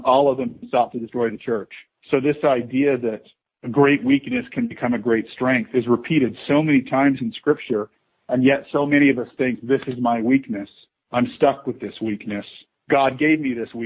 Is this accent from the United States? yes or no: yes; Las Vegas, Nevada, United States; moved away as an adult; also born or lived in Provo, Utah / New York City / South Carolina; Born and raised in Las Vegas, oldest of 9 kids, 8 boys, 1 girl.